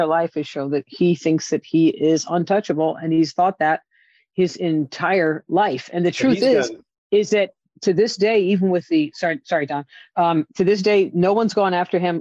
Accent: New York City, New York, United States; I'm a New Yorker.

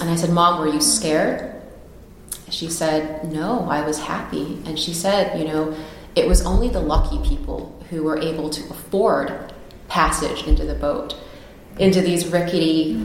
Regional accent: United States; as an American

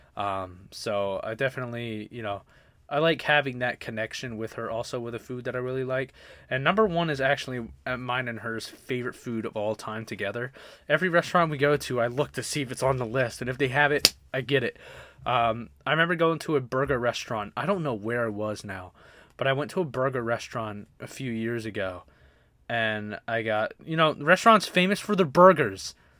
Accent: Baltimore, Maryland, United States; moved away; I grew up, like I said, I grew up in Baltimore

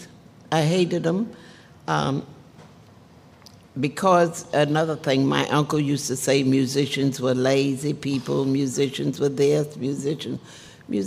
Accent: Madisonville, Louisiana, United States; also born or lived in New Orleans; In Madisonville, when we were coming up, you know, we had a lot of fresh food

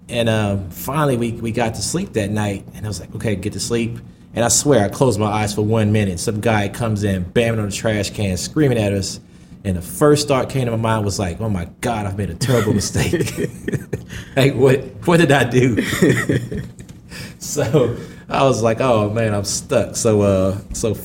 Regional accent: Georgia, United States; I'm from Georgia

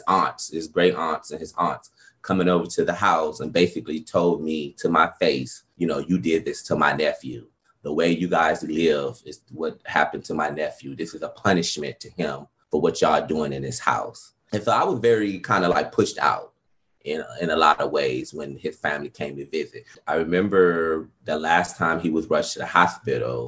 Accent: Detroit, Michigan, United States; moved away; also born or lived in Atlanta; I'm from Detroit, Michigan

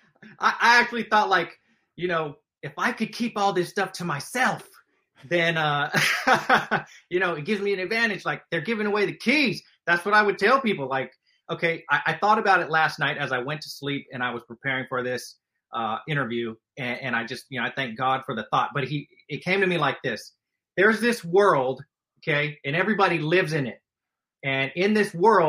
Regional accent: Stockton, California, United States; I grew up in Stockton, California

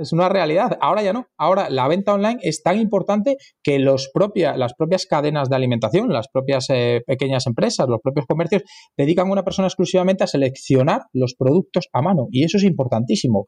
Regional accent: Madrid, Community of Madrid, Spain; Los madrileños acogemos a todos como si fueran madrileños

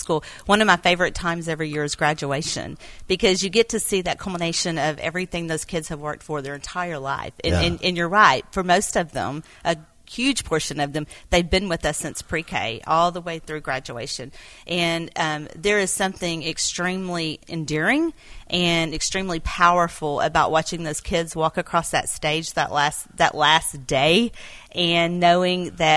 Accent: Quitman, Texas, United States; And Quitman's my hometown, right. Grew up here

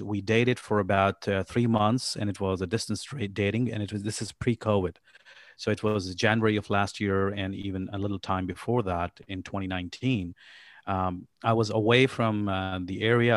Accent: Pakistan; also born or lived in Abu Dhabi, United Arab Emirates / New York, United States; now in Kansas City, United States; I am originally from Pakistan. I was born and raised in Pakistan.

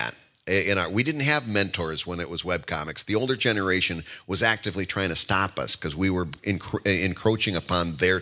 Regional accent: Midwest, United States; now in Philadelphia, United States; I'm from the Midwest

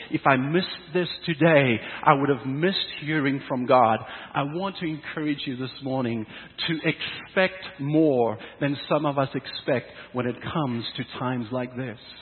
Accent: South Africa; now in Canada; growing up in South Africa, moving to Canada

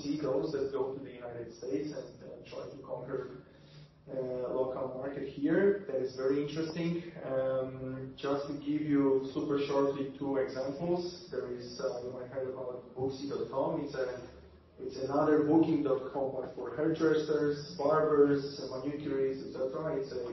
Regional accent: Poland; I come from Poland

